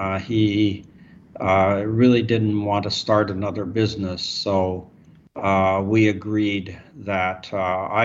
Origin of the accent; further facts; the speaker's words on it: Montana, United States; now in Seattle, United States; I grew up in Montana